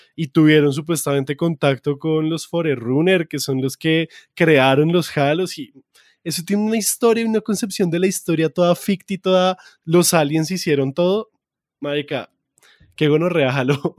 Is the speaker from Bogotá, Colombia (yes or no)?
yes; Bogotá, Colombia; accent: rolo; mi maldito acento rolo